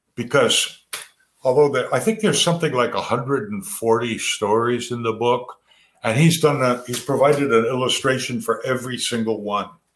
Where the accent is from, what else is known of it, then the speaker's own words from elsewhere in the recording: Chester, Vermont, United States; two boys growing up in Chester